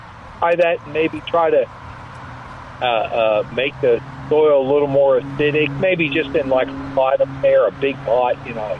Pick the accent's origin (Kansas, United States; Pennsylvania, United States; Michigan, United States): Pennsylvania, United States; Philadelphia suburb; moved away as an adult; Philadelphia suburb, actually.